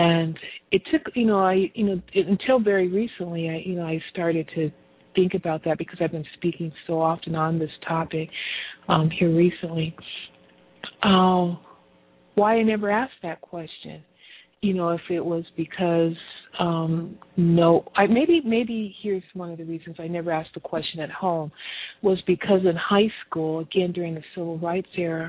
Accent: Pomona, California, United States; this philanthropy piece is all tied into my story as a candy striper growing up in Pomona, California. This wonderful community of Pomona

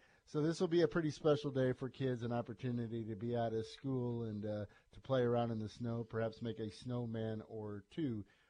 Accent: Iowa, United States; now in Louisiana, United States; growing up in Iowa

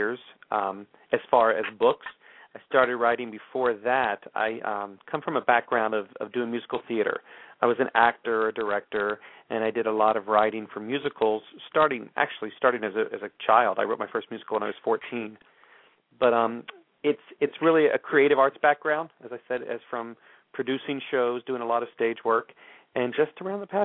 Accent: Texas, United States; I grew up Southern Baptist in Texas

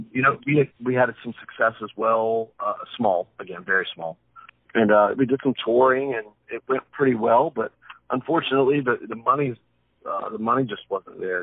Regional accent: Wilmington, North Carolina, United States; also born or lived in Plant City, Florida; I was raised in Wilmington, North Carolina. That's where I'm from

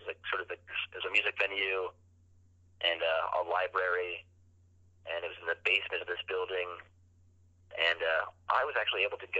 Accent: Charlottesville, Virginia, United States; also born or lived in Madison County, Virginia / Wolftown, Virginia; I was born in Madison County, just outside of Charlottesville. And I grew up in I spent the first 8 years of my life in Wolftown, Virginia, which is this little unincorporated area.

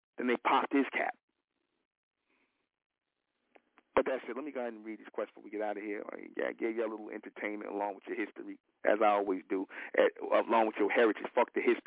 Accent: United States; We from America.

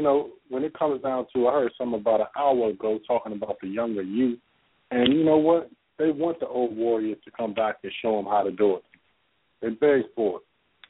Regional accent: Washington, District of Columbia, United States; now in California, United States; I'm from D.C.

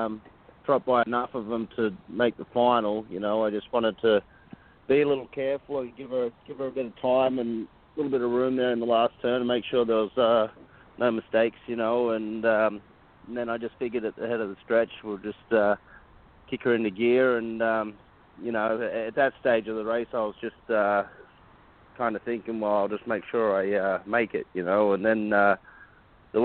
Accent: Australia; now in United States; I'm from Australia

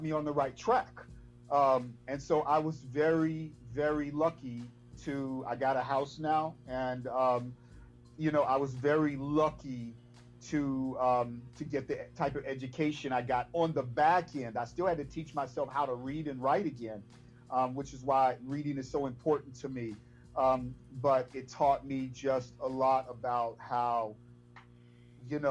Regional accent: Chicago, Illinois, United States; I was actually from Inglewood originally, moved to Roseland, then moved to the 78th, 85th and Bennett on the east

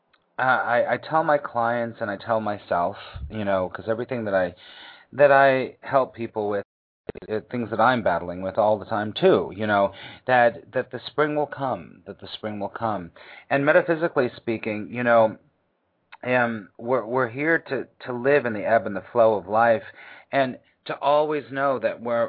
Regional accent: California, United States; moved away; also born or lived in East Coast; I grew up in California, not a lot of seasons

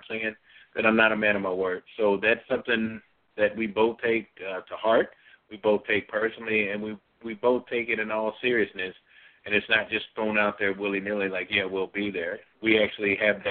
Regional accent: Bradley, Illinois, United States; Bradley, Illinois, my hometown, close to where I was raised up.

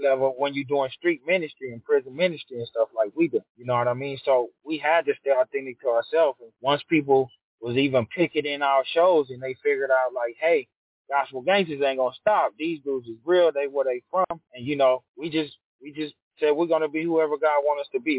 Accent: Los Angeles, California, United States; also born or lived in Ontario, California; I grew up South Central

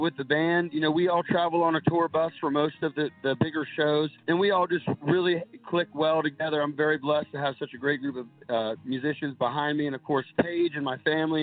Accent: Guernsey County, southeastern Ohio, United States; play my hometown county fair, mm-hmm. the Guernsey County Fair.

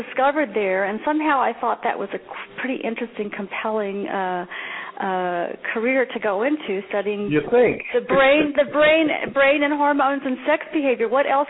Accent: Hazard, Kentucky, United States; born there; I was born in Hazard, Kentucky. So I'm a Midwesterner like you from the beginning.

